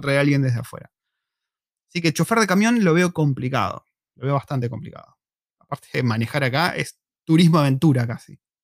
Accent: Argentina; moved away as an adult; also born or lived in La Plata, Argentina / Buenos Aires, Argentina; now in New Zealand; como los argentinos, como nosotros

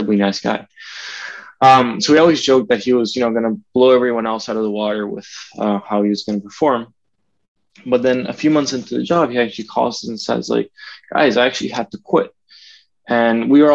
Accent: Venezuela; moved away as an adult; now in United States; grew up in Venezuela

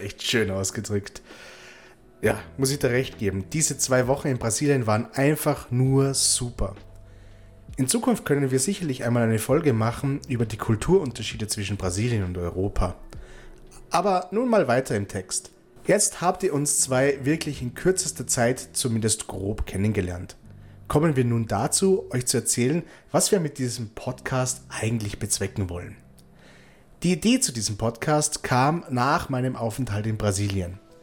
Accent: Austria; moved away; also born or lived in Baden-Württemberg, Germany; ich bin aus Österreich

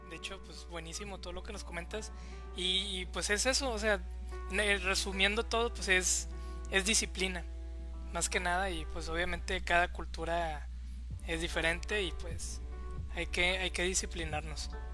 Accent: Mexico; a nosotros como mexicanos

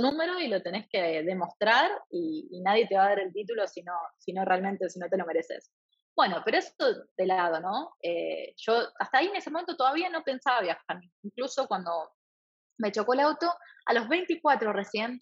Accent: Eusebia, Santa Fe, Argentina; first language Spanish; moved away as an adult; also born or lived in Rafaela, Argentina / France / Thailand; now in New York, United States; soy originalmente de un lugar donde es completamente distinto al donde estoy ahora, que es Eusebia, un pueblito muy chiquito, 800 habitantes, en la provincia de Santa Fe, en Argentina

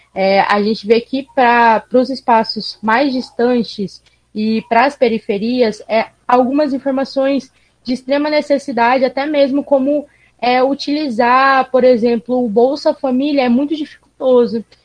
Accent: Cuiabá, Mato Grosso, Brazil; accent: Cuiabano dialect; Nós aqui em Cuiabá temos, como vários outros lugares do país, temos o nosso dialeto

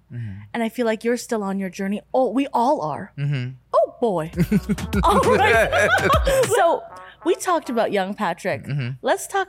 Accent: Philippines; And I think we as Filipino people do that because we care so much.

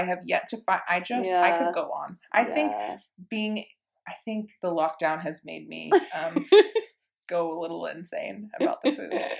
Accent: United States; now in Australia; I'm American

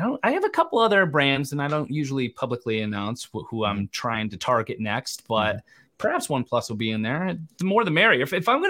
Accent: Connecticut, United States; Not Canadian, Connecticut.

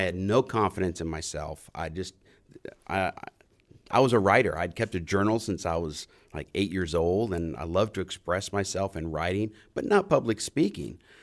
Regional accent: New Orleans, Louisiana, United States; I was raised in New Orleans

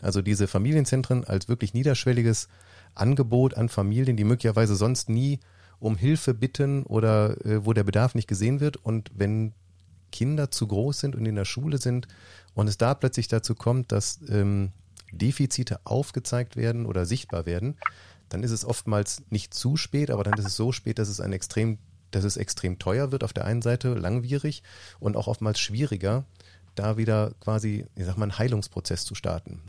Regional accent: Mönchengladbach, North Rhine-Westphalia, Germany; bei uns in Mönchengladbach

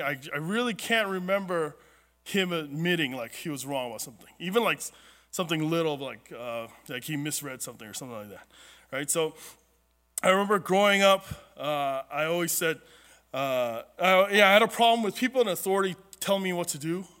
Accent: Southern California, United States; I grew up in Southern California where ever since we were little, there was always a drought

